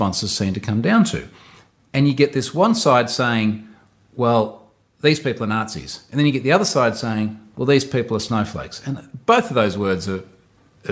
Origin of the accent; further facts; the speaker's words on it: Australia; I'm Australian.